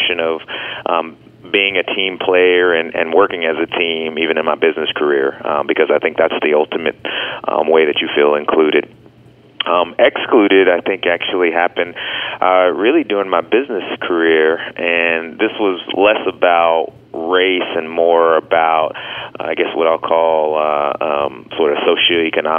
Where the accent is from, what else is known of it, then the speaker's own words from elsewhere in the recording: Dallas, Texas, United States; growing up in Dallas, Texas, as a Southerner